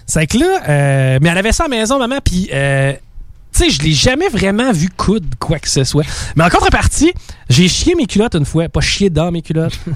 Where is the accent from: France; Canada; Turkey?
Canada; Quebec City, Quebec; je viens de Québec